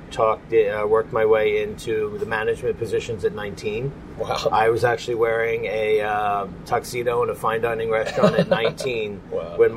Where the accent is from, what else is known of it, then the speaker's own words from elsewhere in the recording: Phoenixville, Pennsylvania, United States; I grew up in Phoenixville. Okay. I have uh, been a lifelong resident, been there all my life, and uh, it is a great little community.